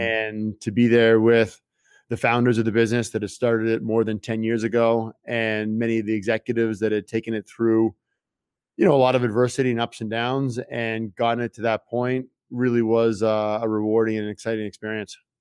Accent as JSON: {"language": "English", "town": "Toronto", "region": "Ontario", "country": "Canada", "tie": "born or raised there", "also_born_or_lived": "France", "moved": "as an adult", "said": "I grew up in Toronto, Canada"}